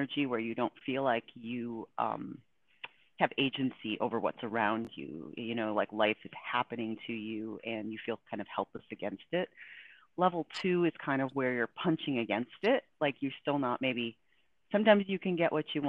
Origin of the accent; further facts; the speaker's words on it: Buffalo, New York, United States; I grew up in Buffalo, New York